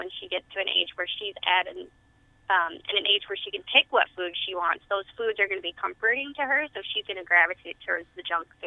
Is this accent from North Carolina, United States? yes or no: no; Tennessee, United States; I grew up in Tennessee, where you know a lot of our vegetables were fried